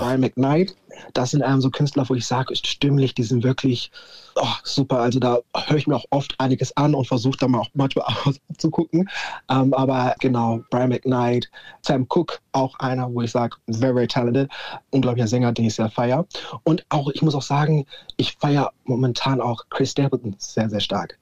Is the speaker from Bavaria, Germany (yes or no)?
yes; Nuremberg, Bavaria, Germany; Ich bin ein waschechter Franke komplett Nürnberg auch gewachsen und geworden